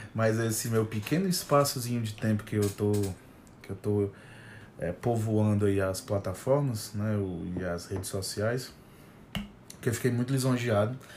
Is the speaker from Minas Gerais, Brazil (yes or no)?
no; Fortaleza, Ceará, Brazil